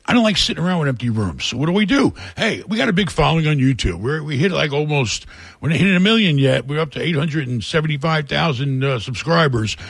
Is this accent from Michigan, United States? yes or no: no; New York City, New York, United States; moved away as an adult; also born or lived in Rockaway / Queens / Brooklyn / Hell's Kitchen, Manhattan; I grew up in New York, really bad neighborhoods. You know, I grew up in a really lousy town of uh, Rockaway in a bad part.